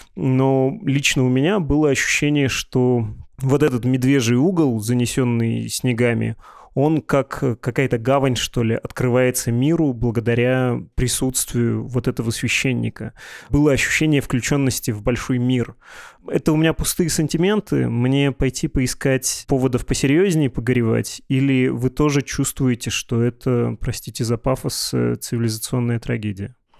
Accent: Urals, Russia; moved away; В моем родном городе на Урале, в небольшой деревянной церкви

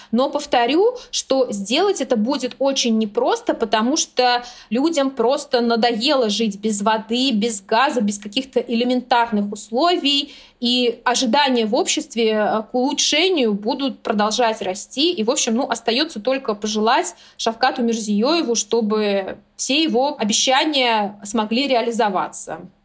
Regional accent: Surxondaryo Region, Uzbekistan; с девяностых годов я родилась в Сурхандаринской, самой жаркой области

